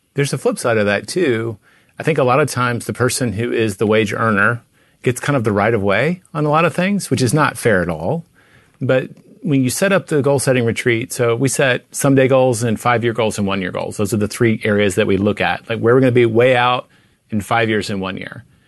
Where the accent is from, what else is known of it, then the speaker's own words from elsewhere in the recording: Tennessee, United States; now in Texas, United States; I grew up in Tennessee